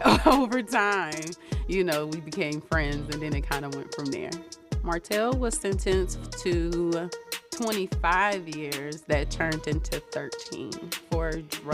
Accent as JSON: {"language": "English", "town": "Pittsburgh", "region": "Pennsylvania", "country": "United States", "said": "I'm from Pittsburgh, Pennsylvania."}